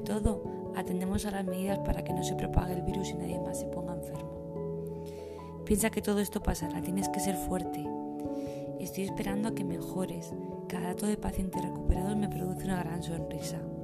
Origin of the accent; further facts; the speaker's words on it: Madrid, Community of Madrid, Spain; tengo 37 años, soy de Madrid y tengo dos pequeños